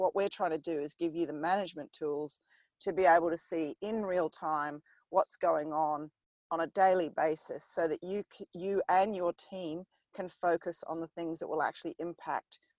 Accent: New Zealand; I grew up in New Zealand

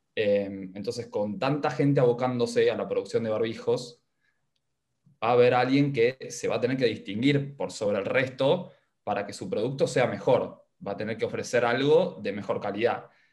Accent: Argentina; habitante argentino

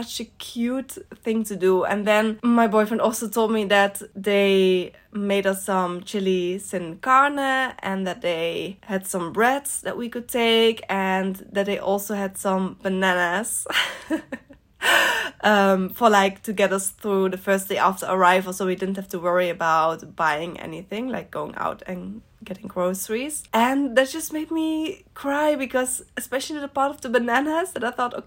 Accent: Netherlands; also born or lived in north of the Netherlands; where I grew up in the Netherlands

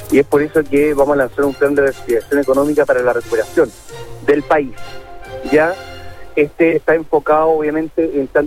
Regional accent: Chile; Y eso tenemos que luchar como chilenos para que todos tengamos las mismas oportunidades.

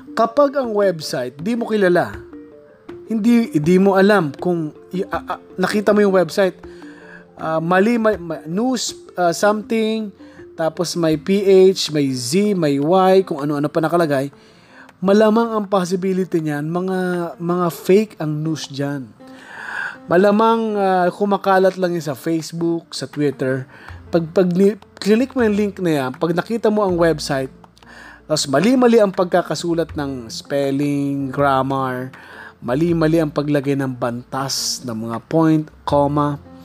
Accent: Bicol Region, Philippines; now in Metro Manila, Philippines; taga Bicol ako

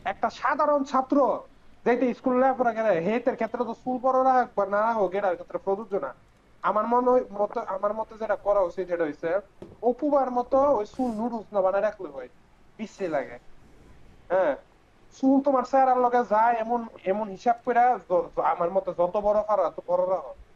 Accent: Comilla, Chittagong Division, Bangladesh; আমাদের গ্রামের যে বাজারটা এটা আসলে কুমিল্লার মধ্যে

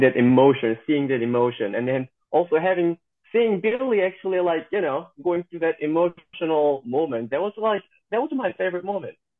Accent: South Korea; moved away as an adult; also born or lived in Missouri, United States; now in Georgia, United States; I'm born and raised in South Korea and I moved to the United States when I was uh, 19 in American age

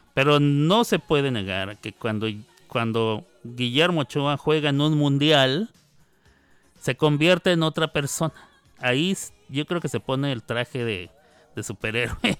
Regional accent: Mexico; somos mexicanos

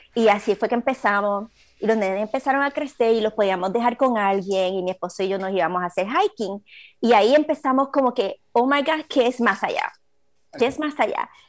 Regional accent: Aguas Buenas, Puerto Rico; moved away as an adult; now in Orange County, United States; soy puertorriqueña, obviamente, la tengo la sangre por todos lados. de puertorriqueño lo llevo en todos lados. Este, nací, me crié en el, en el barrio de Babuera, Puerto Rico

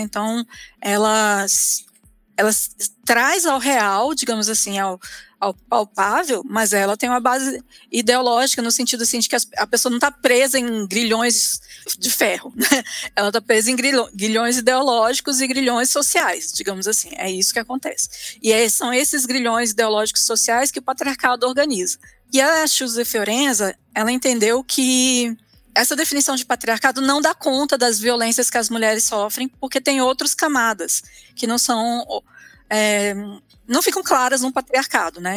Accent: Brasília, Federal District, Brazil; moved away as an adult; also born or lived in Rio de Janeiro; now in Curitiba, Brazil; eu sou de Brasília

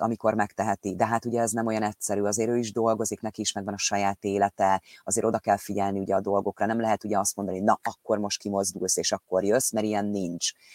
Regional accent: Hungary; moved away as an adult; now in England, United Kingdom; ott születtünk, ott van a családunknak egy nagy része Magyarországon

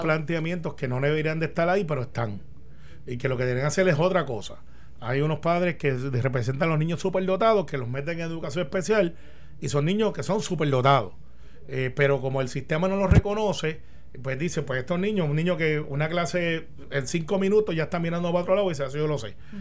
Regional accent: Puerto Rico; somos los puertorriqueños

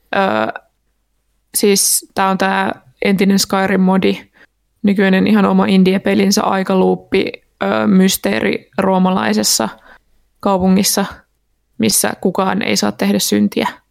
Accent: Turku, Southwest Finland, Finland; olen Turusta

